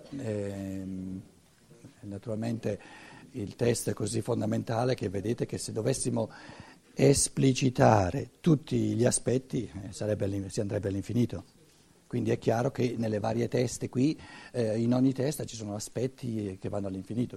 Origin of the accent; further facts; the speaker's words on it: Italy; in quanto italiano